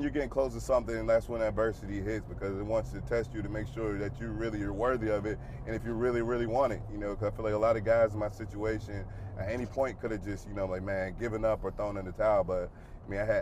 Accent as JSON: {"language": "English", "town": "Pittsburgh", "region": "Pennsylvania", "country": "United States", "moved": "yes", "said": "I grew up a Steelers fan. I'm from Pittsburgh"}